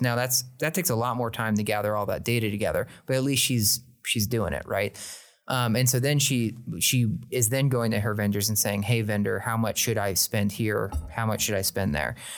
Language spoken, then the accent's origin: English; Oklahoma, United States; I was born in Oklahoma